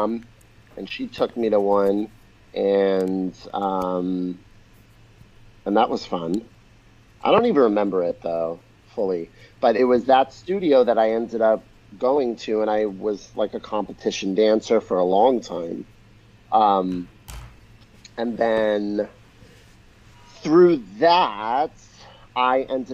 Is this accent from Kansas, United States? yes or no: no; New York, United States; born or raised there